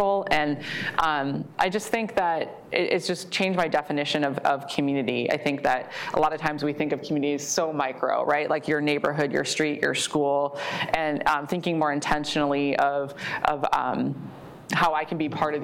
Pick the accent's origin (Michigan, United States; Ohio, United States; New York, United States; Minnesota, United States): Minnesota, United States; Maple Grove; I grew up in the Plymouth Maple Grove area, went to Osseo schools